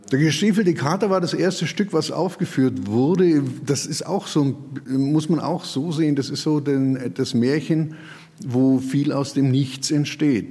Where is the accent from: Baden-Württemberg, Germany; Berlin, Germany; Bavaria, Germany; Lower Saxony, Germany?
Bavaria, Germany; Augsburg; Ich bin in der Puppenkiste aufgewachsen, bin heute Theaterleiter beziehungsweise auch Theaterinhaber. Mein Großvater hat vor 74, nee 73 Jahren die Puppenkiste hier in Augsburg eröffnet